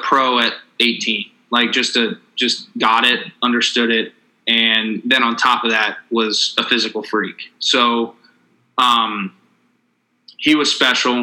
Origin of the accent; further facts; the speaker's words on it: Virginia, United States; I grew up in Virginia